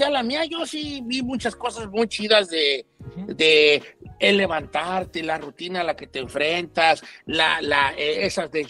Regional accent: Mexico; Este, y me dice, ¿dónde son? Le dije, México, oh, nosotros somos chilenos

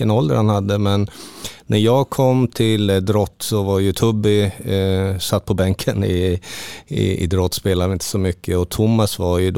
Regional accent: Halmstad, Halland County, Sweden; för emellan jul och nyår när jag var hemma i Halmstad.

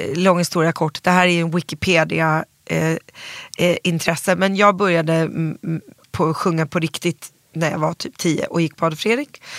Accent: Stockholm, Stockholm County, Sweden; also born or lived in New York; väldigt born and raised. Alltså löjligt born and raised. Jag är kollektiv i Vasastan, uppvuxen

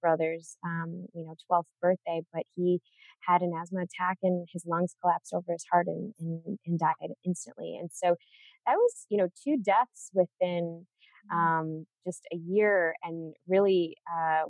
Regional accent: Chicago, Illinois, United States; I was born and raised in Chicago.

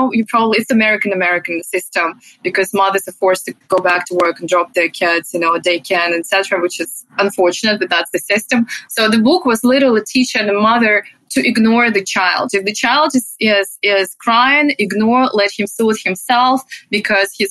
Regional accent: Russia; English is a second language; moved away as an adult; So originally I'm from Russia. That's where I grew up. And I've been living here for 10 years

